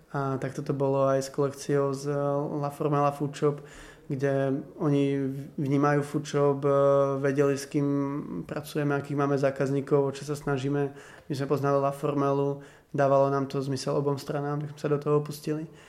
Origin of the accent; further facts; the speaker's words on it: Košice, Košice Region, Slovakia; ja mám staršieho bráchu o 5 rokov a on pracoval v jednom klube v Košiciach, eh, v šatni, mal ako brigádu. A ja som tam chodil s ním už ako 10 ročný